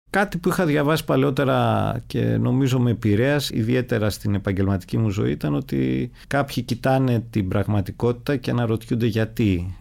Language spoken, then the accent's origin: Greek; Athens, Attica, Greece; είμαι γέννημα θρεμαθηναίος όπως λέμε. Γεννήθηκα στους αμπελοκήπους, ε, μεγάλωσα στην Αθήνα